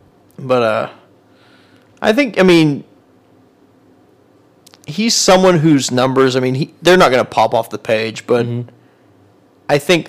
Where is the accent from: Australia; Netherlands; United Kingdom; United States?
United States; Edmond, Oklahoma; I grew up in Edmond.